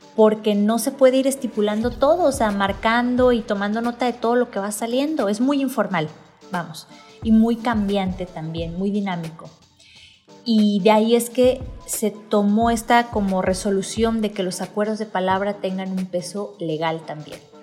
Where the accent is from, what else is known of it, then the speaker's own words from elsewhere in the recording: Manzanillo, Colima, Mexico; now in Guadalajara, Mexico; tengo que aprender el léxico de aquí de Guadalajara, yo soy de Manzanillo